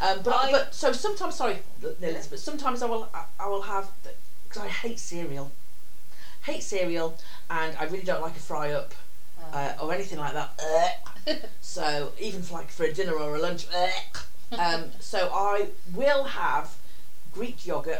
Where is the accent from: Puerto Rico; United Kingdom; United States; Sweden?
United Kingdom; England; As English people